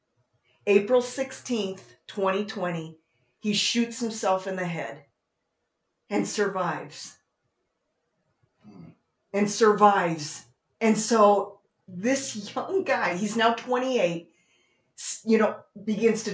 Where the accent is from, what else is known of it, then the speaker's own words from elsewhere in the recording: Las Vegas, Nevada, United States; We're from Las Vegas